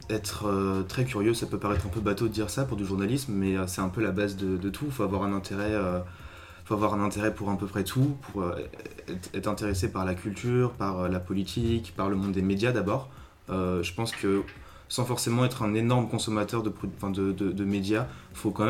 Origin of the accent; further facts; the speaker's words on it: Belgium; moved away as an adult; now in Lille, France; moi j'ai grandi en Belgique.